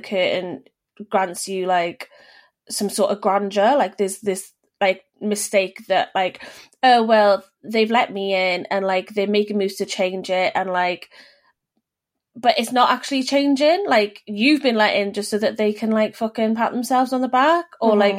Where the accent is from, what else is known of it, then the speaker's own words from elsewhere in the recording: Welsh, Wales, United Kingdom; me being Welsh